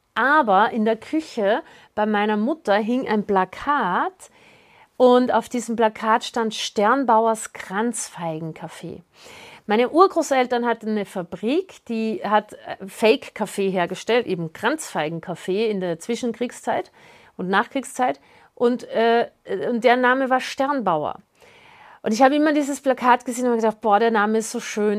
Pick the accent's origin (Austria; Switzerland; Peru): Austria; ich bin ja Österreicherin